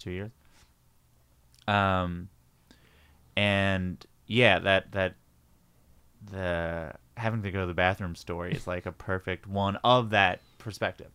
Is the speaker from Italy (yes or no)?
no; Long Island, New York, United States; I grew up in Long Island